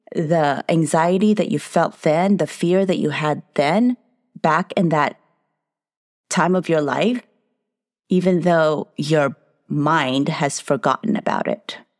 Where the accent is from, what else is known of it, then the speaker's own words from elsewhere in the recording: United States; I'm a Filipino-American entrepreneur psychotherapist